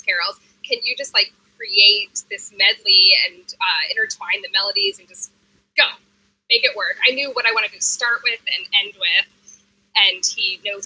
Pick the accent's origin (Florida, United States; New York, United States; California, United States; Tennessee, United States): Florida, United States; Jacksonville; moved away; I'm from Jacksonville, Florida